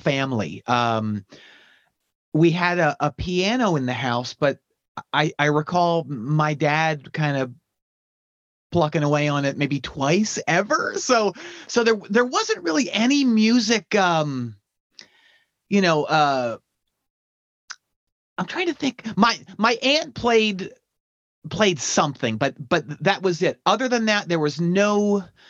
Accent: outside of Philadelphia, Pennsylvania, United States; I grew up outside of Philadelphia, maybe 35 miles northwest, very much like the Mennonite farm country.

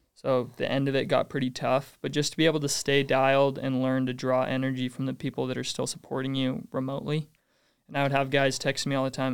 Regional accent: North Ogden, Utah, United States; North Ogden.

